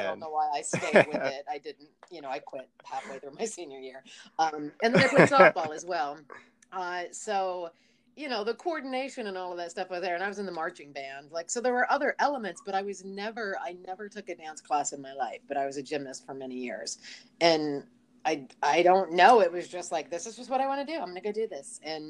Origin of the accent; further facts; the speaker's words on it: Ohio, United States; moved away as an adult; now in New York, United States; growing up in Ohio in the 80s